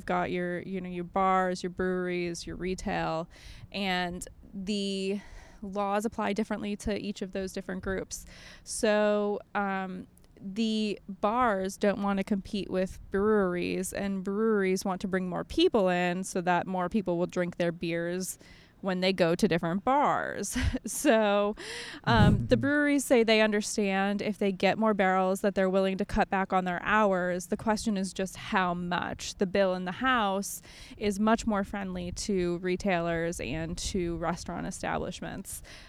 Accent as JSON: {"language": "English", "region": "Illinois", "country": "United States", "lives_now": "Maryland, United States", "said": "I'm originally from Illinois. I don't have like the best Maryland way to measure that."}